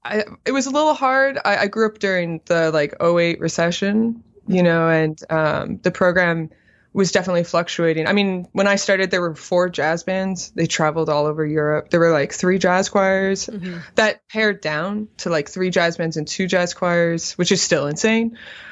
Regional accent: Arizona, United States; And for some reason, my middle school thought I was this bass player from Texas. I was not. I was a cellist from Arizona

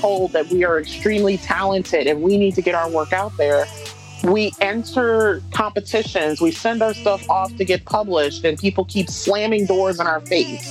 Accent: Detroit, Michigan, United States; moved away as an adult; now in Western Massachusetts, United States; born and raised in Detroit. Even though I haven't lived in Detroit for 12 years

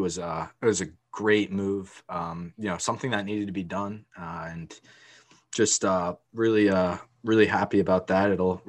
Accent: Connecticut, United States; my home state of Connecticut.

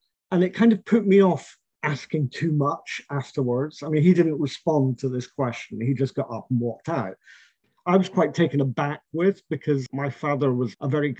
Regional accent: St Andrews, Scotland, United Kingdom; moved away as an adult; now in Poland; I was brought up in Scotland amongst a whole host of people that he had been in the army

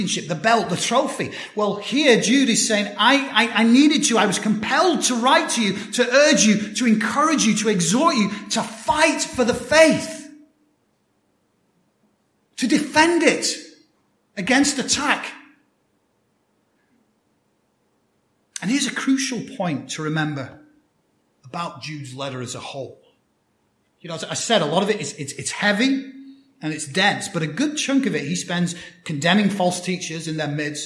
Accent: United Kingdom; moved away; one of the things I loved about growing up on Christmas Day for me was we'd have our Christmas lunch. It's kind of more customary in the UK

